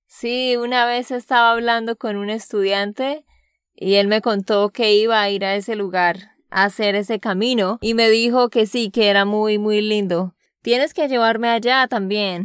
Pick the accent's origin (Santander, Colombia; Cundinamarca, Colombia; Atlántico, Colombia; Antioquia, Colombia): Santander, Colombia; de Santander, Colombia.